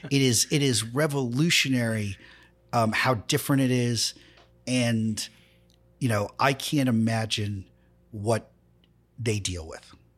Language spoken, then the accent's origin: English; New York City, New York, United States; I'm a guy from Queens